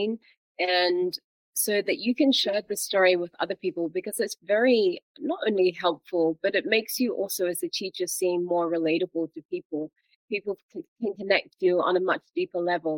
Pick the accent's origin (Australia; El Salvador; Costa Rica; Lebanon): Australia; now in Belgium; I grew up in Australia